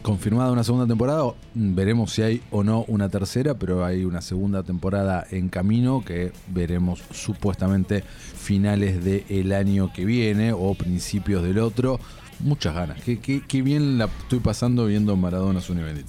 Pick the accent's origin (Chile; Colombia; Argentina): Argentina; nosotros como argentinos